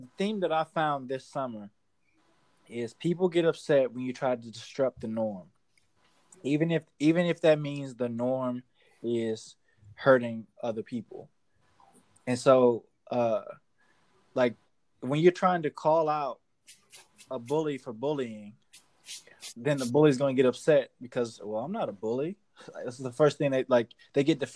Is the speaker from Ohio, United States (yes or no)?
yes; Cleveland, Ohio, United States; moved away; I'm from Cleveland